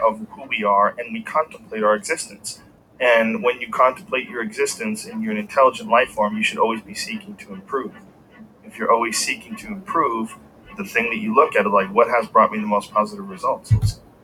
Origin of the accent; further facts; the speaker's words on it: Plantation, Florida, United States; moved away as an adult; also born or lived in Hollywood, Florida / Chicago; I was born in Hollywood, Florida, uh, raised in Plantation, Florida down near Fort Lauderdale